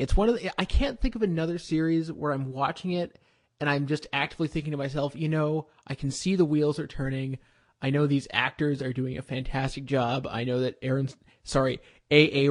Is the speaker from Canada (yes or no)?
yes; Canada; I'm Canadian